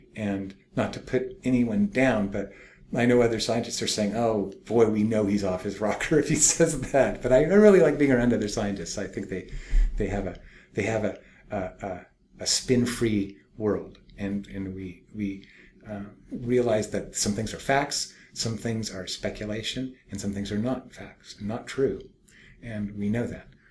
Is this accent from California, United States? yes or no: yes; Berkeley, California, United States; I'm from Berkeley